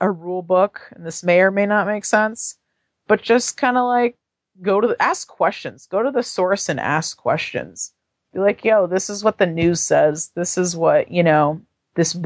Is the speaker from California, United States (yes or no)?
yes; San Francisco, California, United States